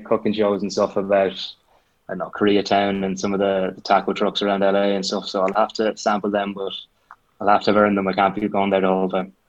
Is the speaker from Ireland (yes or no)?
yes; Roscommon, Connacht, Ireland; I'd say I am a bit of a home bird. Like, uh, you can't beat Roscommon